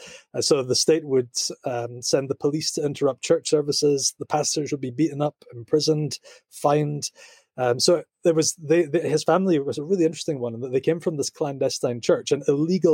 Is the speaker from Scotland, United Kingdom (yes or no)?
yes; Scotland, United Kingdom; accent: Scottish; also born or lived in Kampen, Netherlands; I grew up in Scotland. I'm Scottish, as you can tell by my accent